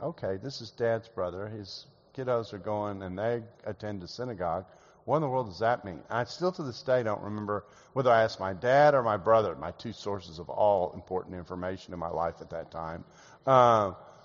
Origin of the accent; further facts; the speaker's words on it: Houston, Texas, United States; moved away as an adult; also born or lived in Calgary; now in Dallas, United States; here in Houston when I was about 5 years old. And so most of my conscious life was spent in Houston. So I refer to myself as a Houstonian in exile living in Dallas.